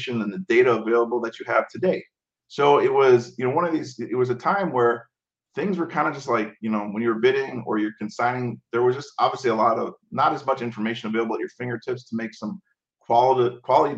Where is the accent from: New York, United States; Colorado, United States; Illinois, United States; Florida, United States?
Illinois, United States; Chicago; I come from Chicago